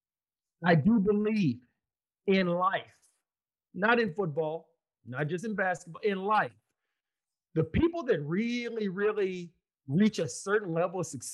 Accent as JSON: {"language": "English", "town": "Austin", "region": "Texas", "country": "United States", "tie": "born or raised there", "said": "Austin, Texas, my hometown."}